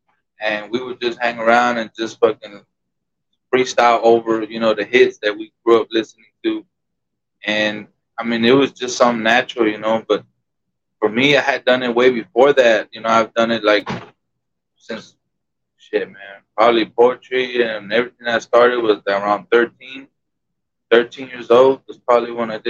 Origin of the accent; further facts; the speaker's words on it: Del Rio, Texas, United States; moved away as an adult; also born or lived in Ciudad Acuña, Mexico; I was born in Del Rio, but majority of my childhood, I was, you know, always in Mexico.